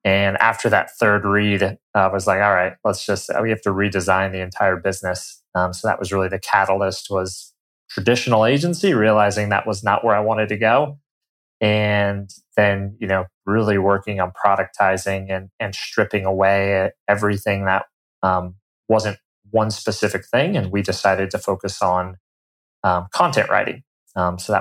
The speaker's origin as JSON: {"language": "English", "region": "Colorado", "country": "United States", "tie": "born or raised there", "moved": "yes", "said": "I'm originally from Colorado. Grew up, you know, in the mountains there"}